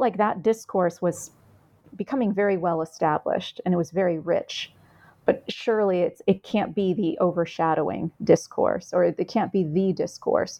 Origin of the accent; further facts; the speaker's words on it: United States; I'm Vietnamese American. My mother was a refugee